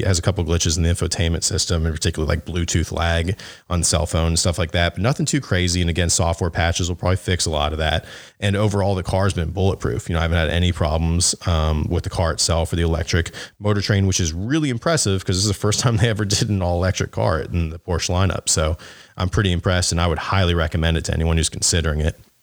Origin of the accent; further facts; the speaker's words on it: the South, United States; I'm from the South where everyone has jacked up trucks